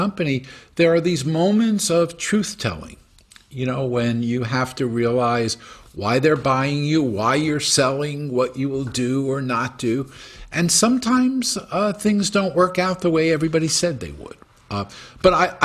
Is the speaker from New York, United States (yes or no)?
yes; New York, United States; now in Saratoga, United States; I'm a kid from European parents, born in New York. I'm Jewish. I live in Saratoga.